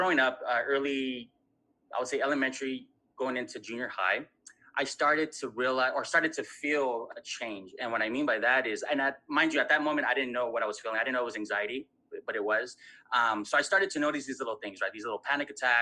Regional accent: Southern California, United States; I'm from Southern California

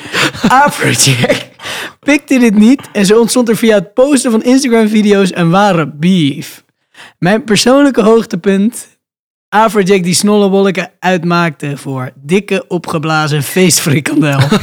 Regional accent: Randstad, Netherlands; We komen uit de Randstad

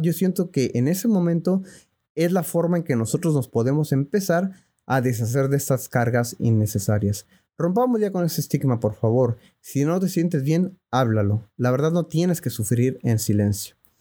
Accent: Mexico City, Mexico; yo nací en la Ciudad de México en el año de 1987.

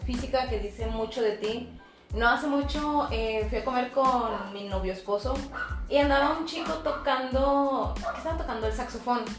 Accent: Monclova, Coahuila, Mexico; moved away as an adult; Soy pues de esa ciudad, estoy viviendo aquí hace siete años

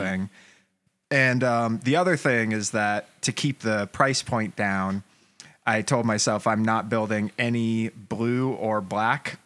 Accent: Atlanta, Georgia, United States; I grew up in Atlanta

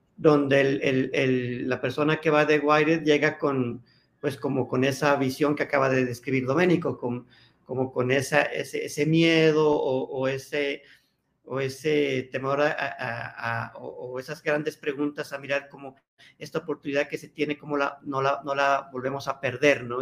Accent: Colombia

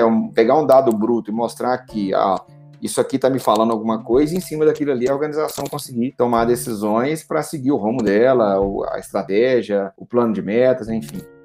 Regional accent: Pedro Leopoldo, Minas Gerais, Brazil; also born or lived in Belo Horizonte; eu sou aqui de Pedro Leopoldo, uma cidade aqui próxima de BH, né? Minas Gerais

